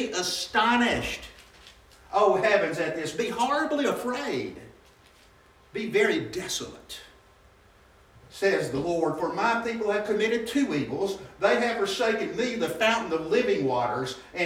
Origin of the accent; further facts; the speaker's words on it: Birmingham, Alabama, United States; I grew up in West End in Birmingham, Alabama